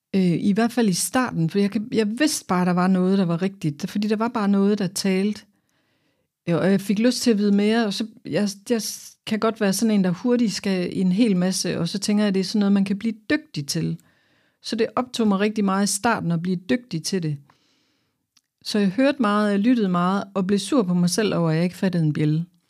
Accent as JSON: {"language": "Danish", "town": "Aarhus", "region": "Central Denmark Region", "country": "Denmark", "said": "jeg kommer her fra Aarhus"}